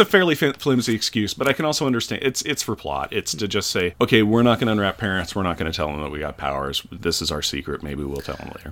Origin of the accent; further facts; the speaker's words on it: United States; I'm an American